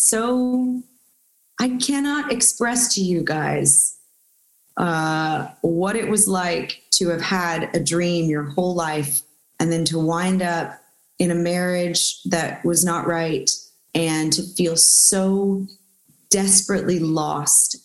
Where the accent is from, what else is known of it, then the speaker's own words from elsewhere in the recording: Houston, Texas, United States; We're both from Houston, actually.